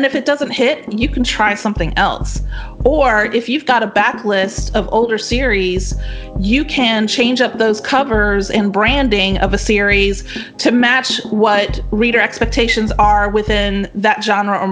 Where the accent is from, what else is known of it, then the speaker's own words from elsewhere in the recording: the South, United States; I'm from the South, which is true